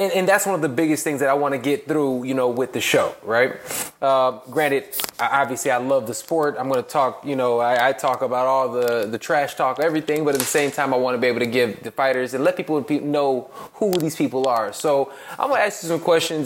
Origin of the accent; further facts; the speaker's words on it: Chicago, Illinois, United States; I grew up in Logan Square